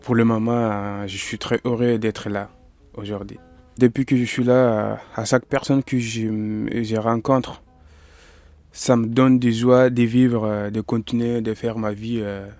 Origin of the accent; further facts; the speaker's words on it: Mali; also born or lived in Paris; now in France; je viens du Mali, je suis malien